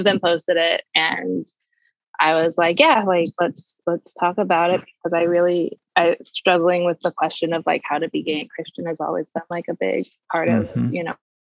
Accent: Bosnia & Herzegovina; also born or lived in Croatia; now in United States; I'm originally from the East Coast. But I grew up in former Yugoslavia and Bosnia and Croatia. My parents were missionaries.

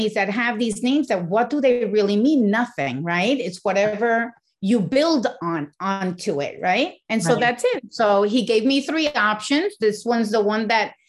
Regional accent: Puerto Rico; moved away as an adult; also born or lived in New York; they took us and raised us in Puerto Rico.

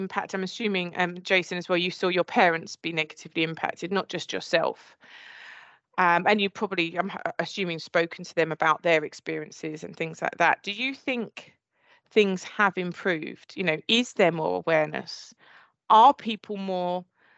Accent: Essex, East of England, United Kingdom; accent: Essex; my Essex accent

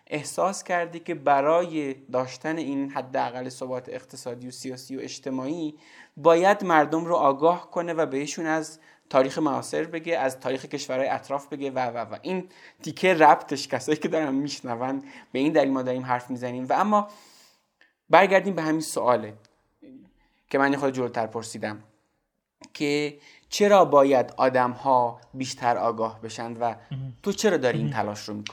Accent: Zabol, Sistan and Baluchestan, Iran; born there; من توی زابل به دنیا اومدم

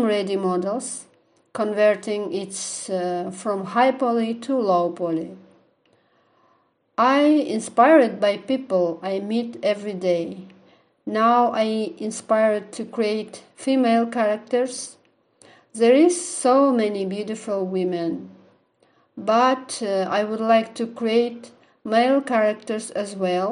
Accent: Aktau, Mangystau Region, Kazakhstan; I am from Kazakhstan, Aktau City.

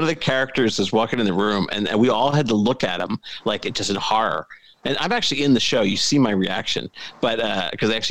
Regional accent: Philadelphia, Pennsylvania, United States; I grew up in the Philadelphia area.

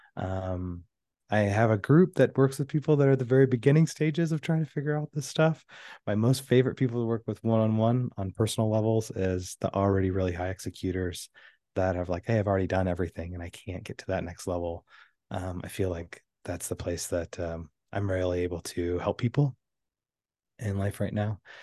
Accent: Houston, Texas, United States; I was raised in Houston, Texas.

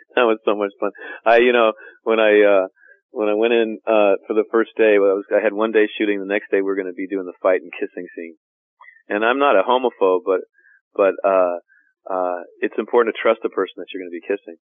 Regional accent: United States; I'm an American.

